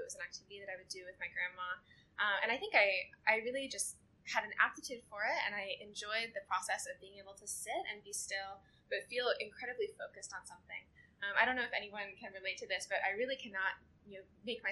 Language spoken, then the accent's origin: English; Birmingham, Alabama, United States; moved away as an adult; also born or lived in Southern California; now in Singapore; I grew up in Birmingham, Alabama